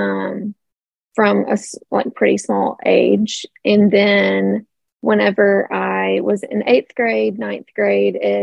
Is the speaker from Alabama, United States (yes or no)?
yes; Tuscaloosa, Alabama, United States; moved away as an adult; also born or lived in Birmingham, Alabama; now in Chelsea, United States; I am from Tuscaloosa. Graduated from Roll Tide, from a pretty small high school